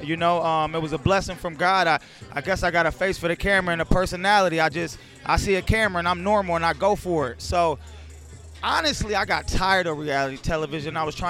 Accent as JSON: {"language": "English", "town": "Toledo", "region": "Ohio", "country": "United States", "said": "we from Toledo, Ohio"}